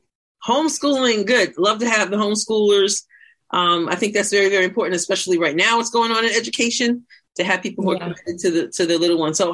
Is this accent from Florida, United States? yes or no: no; New York, United States; moved away; the state of New York, of course, which is my home state. Of course, I've relocated